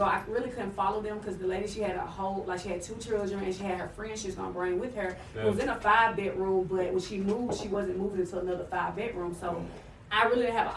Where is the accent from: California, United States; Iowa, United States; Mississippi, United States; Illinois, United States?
Mississippi, United States; north; moved away; also born or lived in Memphis, Tennessee / Atlanta, Georgia; I'm from Mississippi